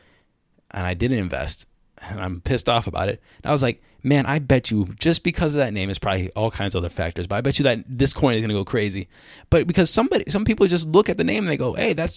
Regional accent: Cleveland, Ohio, United States; moved away as an adult; also born or lived in China; I was born in Cleveland. I'm not an ABC or anything

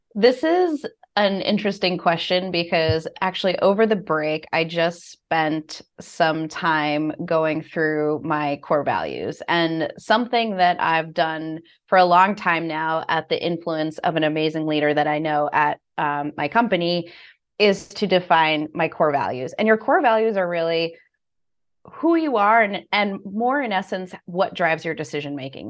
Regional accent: United States; My father was from Puerto Rico, so I was born in the States

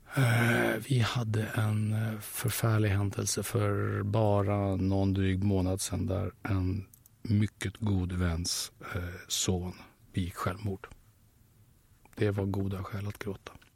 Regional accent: Sweden; Jag är så förfärligt svensk.

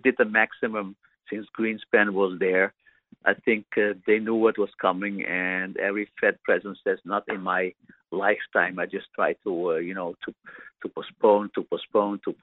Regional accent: Amsterdam, North Holland, Netherlands; I'm a Dutch citizen. I'm from Amsterdam

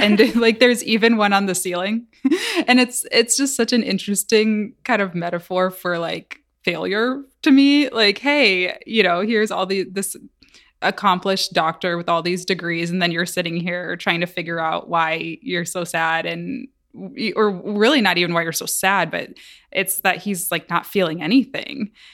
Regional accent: Michigan, United States; moved away; I'm from Michigan. I had never traveled really outside of Michigan at that point in my life.

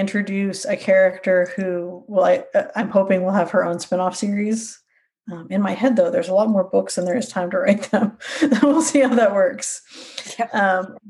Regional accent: Sacramento, California, United States; now in north of Albany, United States; I grew up in Sacramento

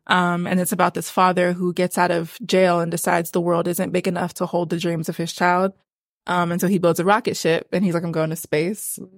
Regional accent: Pittsburgh, Pennsylvania, United States; moved away as an adult; now in Atlanta, United States; I was born and raised in Pittsburgh, Pennsylvania

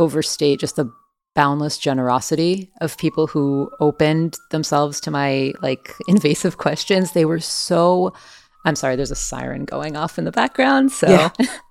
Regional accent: France; born there; even though I was born in France. I have French family.

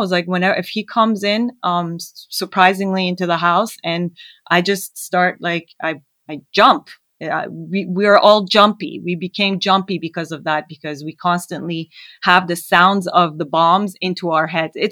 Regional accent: Canada; also born or lived in Iran; Well, I was born in Iran, and f- during the war, we fled to Canada. Um, however, we would go back and forth from Canada to Iran during the war

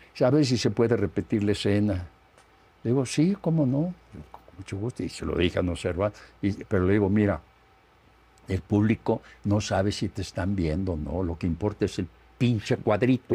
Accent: Guanajuato, Mexico; como soy de Guanajuato

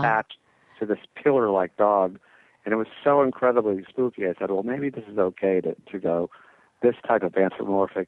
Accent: New England, United States; I am from New England

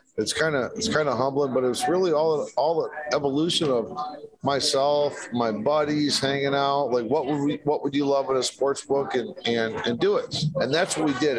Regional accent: Detroit, Michigan, United States; I grew up in Detroit. Yeah. Midwest guy

